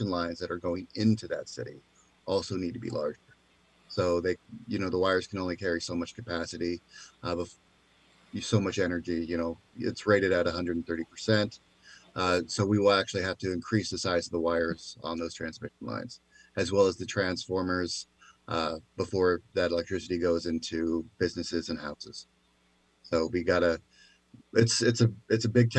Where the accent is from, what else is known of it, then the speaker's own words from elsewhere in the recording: Covington, Washington, United States; I grew up in Covington, Kent area